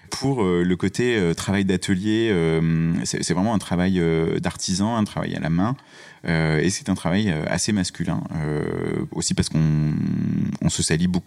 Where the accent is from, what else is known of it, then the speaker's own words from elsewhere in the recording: Auvergne-Rhône-Alpes, France; moved away; also born or lived in Colmar; suis né à Colmar, ça c'est important. Ça n'est pas l'Auvergne. Et ensuite, j'ai grandi en Auvergne.